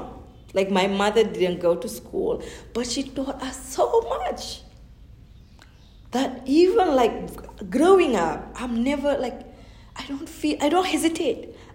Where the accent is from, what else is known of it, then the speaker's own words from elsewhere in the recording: Senegal; first language Fulani; English is a second language; moved away; growing up in Senegal, I would speak Fulani in my house and Wolof